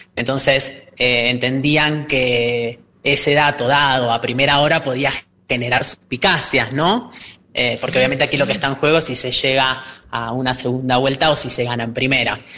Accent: Argentina; nosotros como ciudadanos argentinos, además parlamentarios

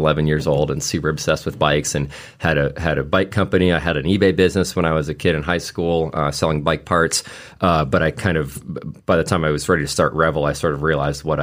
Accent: Anchorage, Alaska, United States; moved away; I grew up in Anchorage, Alaska

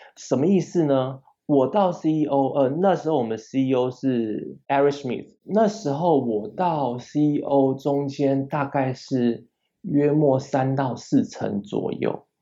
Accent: Taiwan; moved away as an adult; also born or lived in California, United States; 身为台湾人

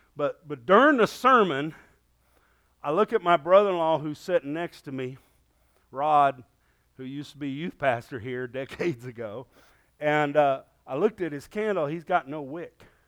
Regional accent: United States; Thank God I'm an American

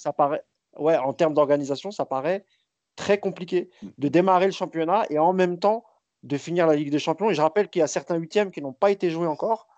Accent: France; on est français

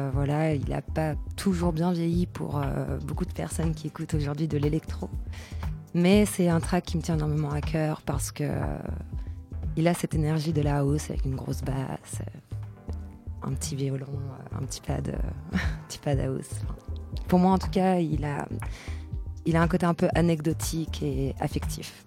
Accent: Paris, Île-de-France, France; also born or lived in Bordeaux; je viens de Paris.

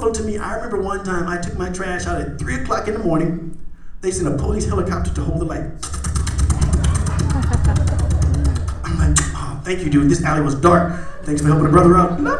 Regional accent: Indiana, United States; moved away as an adult; now in Arizona, United States; I'm from Indiana

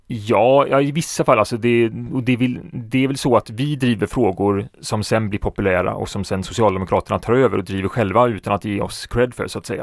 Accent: Alingsås, Västra Götaland, Sweden; jag är ju född och uppvuxen

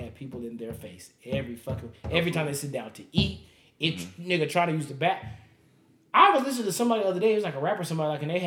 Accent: Las Vegas, Nevada, United States; I'm from Vegas

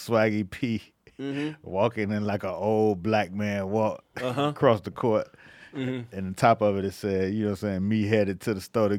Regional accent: Miami, Florida, United States; I got family in Cleveland. I'm from Miami.

